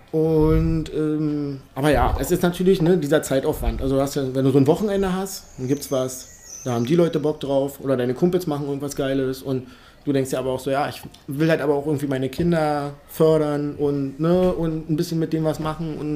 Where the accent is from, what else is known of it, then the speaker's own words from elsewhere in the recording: Berlin, Germany; Also ich bin bis zur vierten Klasse in Hohenschönhausen aufgewachsen.